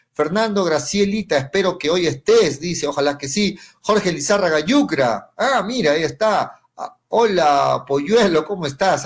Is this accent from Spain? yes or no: no; Arequipa, Peru